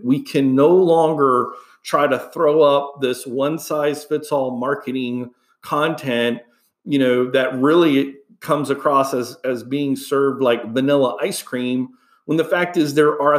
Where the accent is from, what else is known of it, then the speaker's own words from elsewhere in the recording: Houston, Texas, United States; moved away; I grew up in Houston, Texas